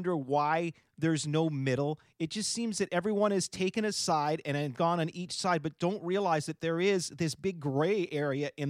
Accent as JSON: {"language": "English", "country": "Canada", "said": "I'm a Canadian"}